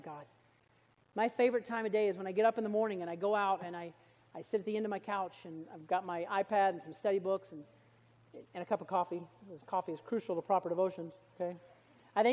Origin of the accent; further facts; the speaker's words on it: Alabama, United States; I was from Alabama